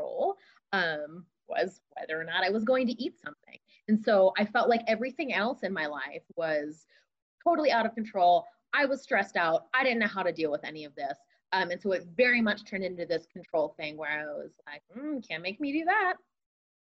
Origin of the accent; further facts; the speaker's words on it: East Coast, United States; moved away as an adult; also born or lived in Champaign, Illinois; growing up on the East Coast, being a part of a program from Philadelphia.